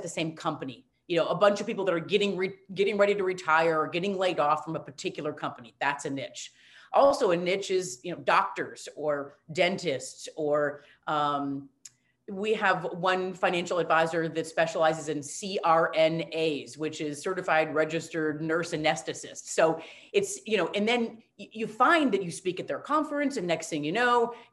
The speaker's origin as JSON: {"language": "English", "region": "Wisconsin", "country": "United States", "said": "I'm from Wisconsin"}